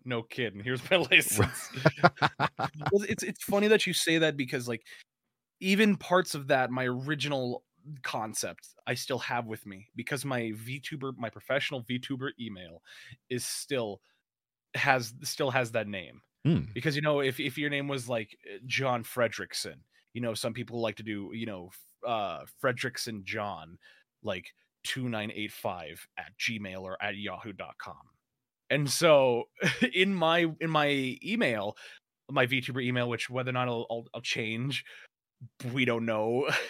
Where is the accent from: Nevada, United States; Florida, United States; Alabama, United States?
Nevada, United States; Las Vegas; also born or lived in California; I call Las Vegas my hometown. You know, the city of sin. it's actually a really nice city to live in.